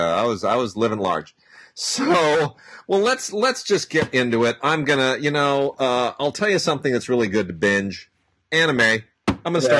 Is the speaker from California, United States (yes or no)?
yes; Southern California, United States; I was 5 years old when the Sylmar quake hit. I have been here for every earthquake in Southern California's fairly recent history.